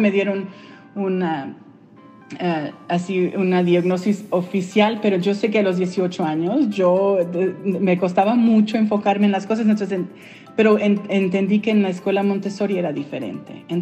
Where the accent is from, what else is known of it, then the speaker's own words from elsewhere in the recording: Colorado, United States; also born or lived in Mexico City, Mexico / Texas; Y yo nací en México, DF, y me vine a los cinco años a los Estados Unidos. Y de ahí yo crecí en diferentes estados, estuve en Texas y luego, me moví a Colorado